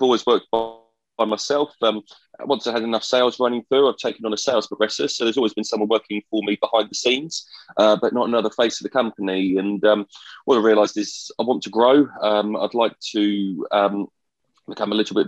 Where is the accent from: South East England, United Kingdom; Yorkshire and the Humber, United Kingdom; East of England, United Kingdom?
East of England, United Kingdom; Colchester; my hometown in Colchester, which I went back